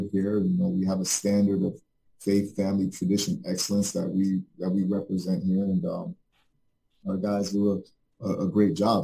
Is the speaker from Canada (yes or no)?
no; Jamaica; now in Fort Lauderdale, United States; I'm originally from Jamaica, a third world country